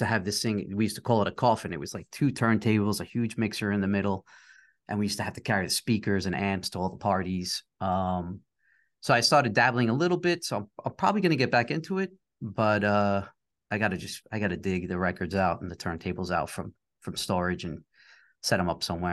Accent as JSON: {"language": "English", "town": "New York City", "region": "New York", "country": "United States", "said": "my partner and I are both from uh, New York area. I'm from Queens"}